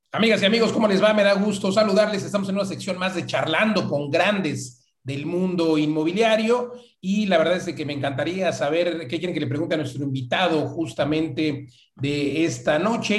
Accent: Mexico; somos los mexicanos que estamos viajando dentro de México

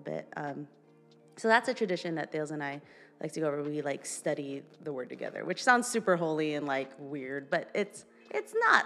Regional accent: Philippines; moved away; in the Philippines, we're like it's all about family

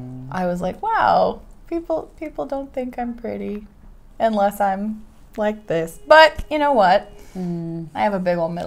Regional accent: United States; moved away as an adult; also born or lived in Korea; now in South Korea; I'm from America. I've lived in Korea for 10 years

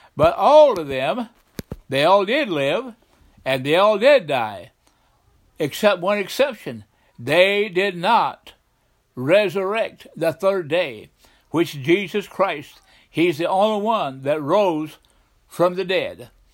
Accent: the South, United States; I grew up in the South

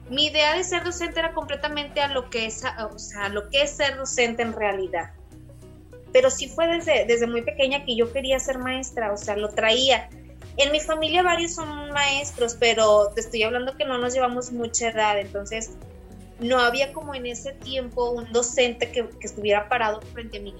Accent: Saltillo, Coahuila, Mexico; also born or lived in Ramos Arizpe, Coahuila; Originaria de Saltillo, Coahuila. Nací en Ramos, pero pues toda mi vida he radicado aquí en Saltillo.

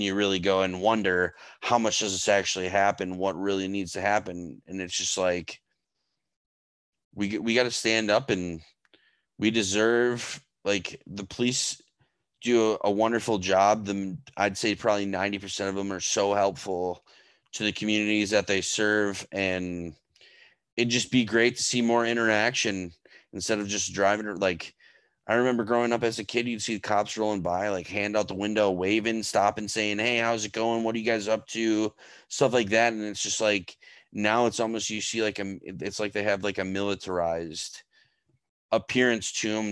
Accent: United States; we do have as American citizens

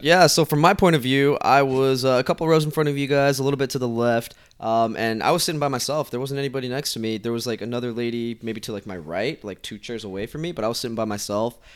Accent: Utah, United States; also born or lived in Guatemala; I am from Utah, so I live in Utah. I was originally born in Guatemala. I moved to Utah when I was two years old, and I've been there ever since.

